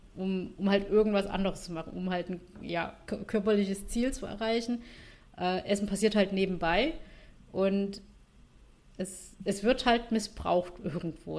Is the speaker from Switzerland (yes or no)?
no; Vietnam; now in Germany; ich bin ja Vietnamesin, äh, meine Familie wohnt in Vietnam